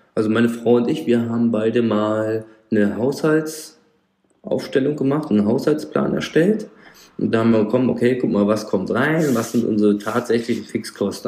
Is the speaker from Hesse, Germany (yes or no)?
yes; Frankfurt am Main, Darmstadt, Rhine-Main area, Hesse, Germany; ich komme hier aus Frankfurt am Main, Darmstadt, also Rhein-Main-Gebiet